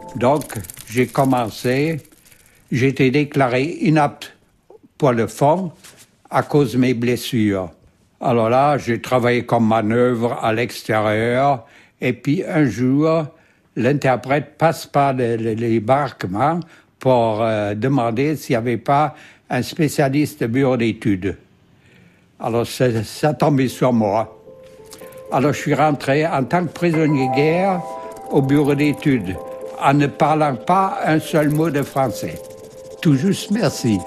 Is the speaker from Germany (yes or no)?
yes; Bremen, Germany; French is a second language; moved away as an adult; also born or lived in Belgium; Je suis né à Brême, en Allemagne, le 5-6-1925. Alors, j'ai d'abord fait mes études en Allemagne